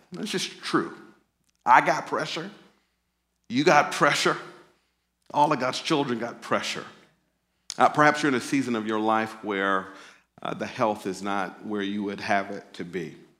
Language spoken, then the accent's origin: English; Pearl, Mississippi, United States; moved away as an adult; also born or lived in Jackson, Mississippi / Oakland, California; I was raised in a small town outside of Jackson, which is even smaller. And so, uh, that was a place called Pearl, Mississippi